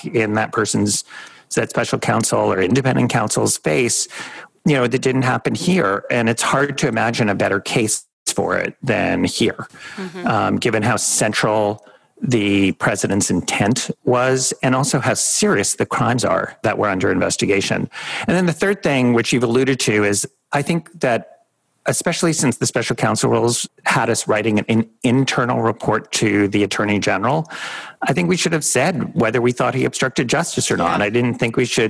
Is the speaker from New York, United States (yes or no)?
yes; New York City, New York, United States; also born or lived in Washington, D.C.; I grew up in New York City